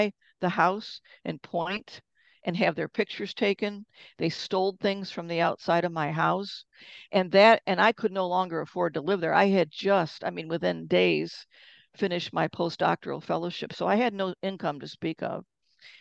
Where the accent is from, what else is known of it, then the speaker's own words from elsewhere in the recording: Detroit, Michigan, United States; moved away as an adult; My background is that I'm originally from Detroit